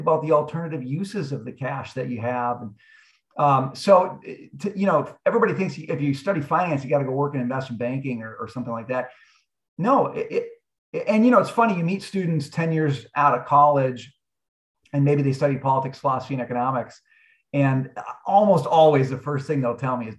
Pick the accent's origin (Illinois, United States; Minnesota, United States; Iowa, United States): Minnesota, United States; Forest Lake; now in New York City, United States; I grew up in a town called Forest Lake.